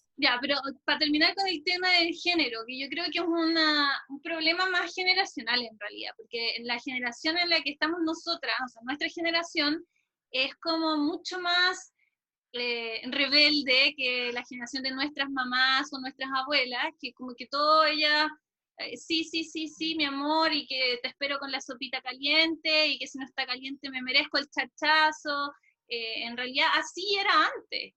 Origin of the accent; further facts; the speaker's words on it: Chile; yo no soy de Chile, me crié en Chile desde los cinco años, pero no soy de acá.